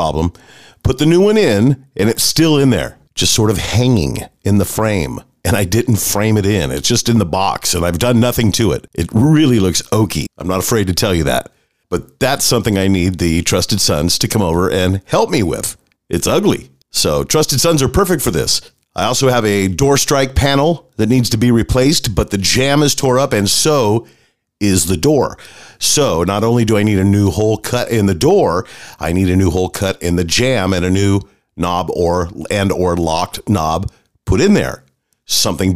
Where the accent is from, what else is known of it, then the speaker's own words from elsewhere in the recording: Manteca, California, United States; Manteca, California, your hometown, my hometown.